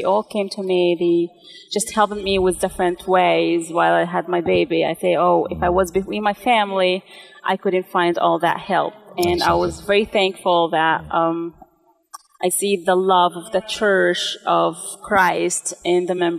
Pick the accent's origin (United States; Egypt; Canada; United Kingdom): Egypt; Asyut, Asyut Governorate; English is a second language; I'm actually from Upper Egypt, from Assyut. It's almost in the middle of Egypt